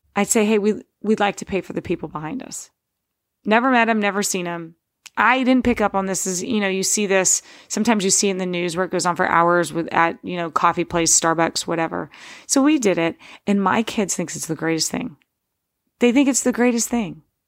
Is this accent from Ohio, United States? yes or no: yes; Steubenville, Ohio, United States; born or raised there